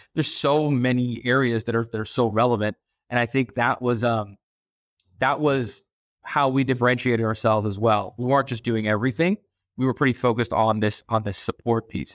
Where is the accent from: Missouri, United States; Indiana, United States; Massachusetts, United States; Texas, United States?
Massachusetts, United States; Boston; moved away as an adult; also born or lived in Abu Dhabi, United Arab Emirates / New York / San Francisco / Hong Kong; now in Los Angeles, United States; we moved to Boston when I was about six years old. Uh, and that's largely where I was raised through college